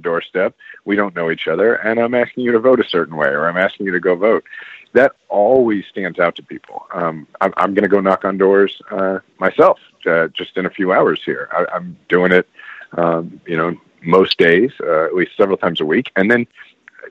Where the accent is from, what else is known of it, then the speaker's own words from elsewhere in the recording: Kansas City, Missouri, United States; I'm actually from Kansas City, Missouri